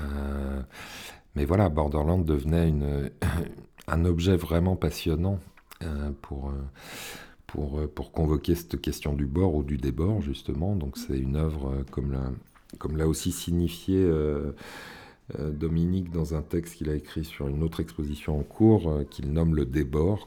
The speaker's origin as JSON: {"language": "French", "town": "Villeurbanne", "region": "Auvergne-Rhône-Alpes", "country": "France", "tie": "born or raised there", "said": "je suis originaire de Villeurbanne"}